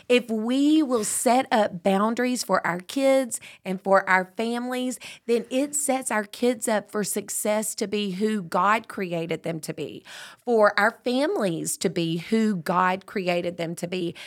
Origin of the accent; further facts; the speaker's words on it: Tyler, Texas, United States; I was born in Tyler